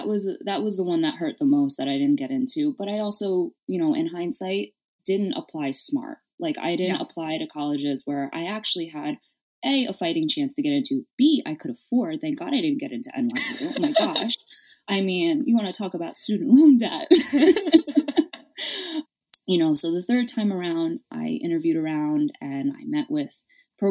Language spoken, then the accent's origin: English; Stamford, Connecticut, United States; I'm born and raised in Connecticut in the Panhandle. I'm in Stamford, so I'm right outside of New York City